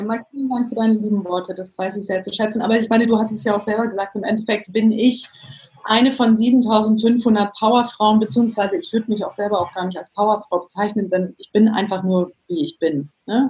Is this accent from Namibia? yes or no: yes; Namibia; moved away as an adult; also born or lived in Cape Town / London / Athens / Milan; Ich komme ursprünglich aus Namibia, also bin in Namibia aufgewachsen